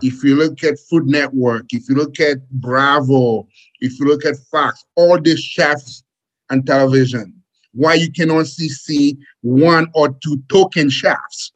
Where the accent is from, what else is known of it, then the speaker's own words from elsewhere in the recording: Haiti; now in United States; As a kid growing up in Haiti, uh, I came to the United States on a boat